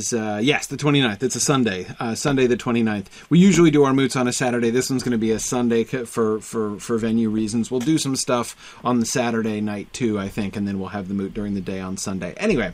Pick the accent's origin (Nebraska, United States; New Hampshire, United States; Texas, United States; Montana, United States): New Hampshire, United States; Amherst; I grew up in Amherst with an H, New Hampshire.